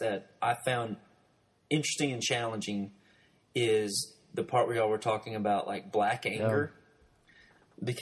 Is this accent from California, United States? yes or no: no; Arkansas, United States; growing up beneath the poverty line in Arkansas